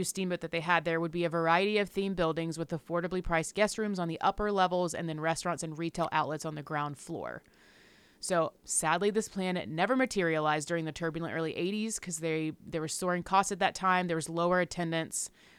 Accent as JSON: {"language": "English", "region": "the South", "country": "United States", "said": "Look, I'm from the South. I still know some people that talk like this."}